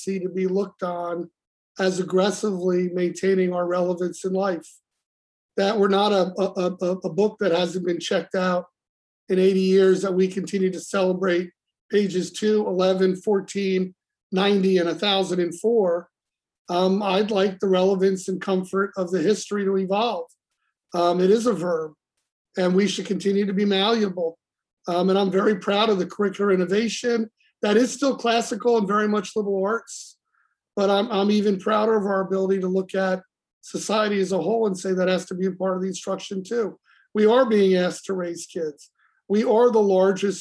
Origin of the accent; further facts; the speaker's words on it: Scarsdale, New York, United States; moved away as an adult; now in Bronx, United States; I grew up in Scarsdale